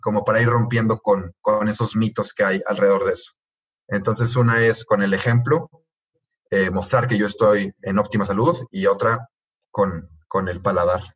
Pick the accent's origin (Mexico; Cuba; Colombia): Mexico; somos los dos de México